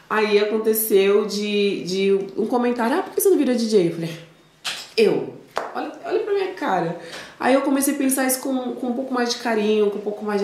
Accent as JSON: {"language": "Portuguese", "region": "São Paulo", "country": "Brazil", "said": "Sou, sou daqui de São Paulo."}